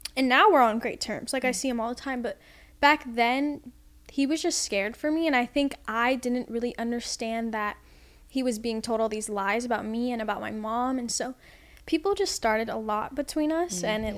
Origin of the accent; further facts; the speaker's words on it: Orlando, Florida, United States; also born or lived in Los Angeles, California; I grew up in Orlando